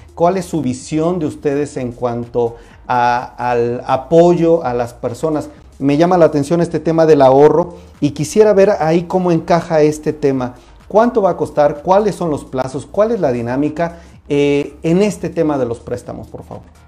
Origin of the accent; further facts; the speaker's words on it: Mexico; nosotros como mexicanos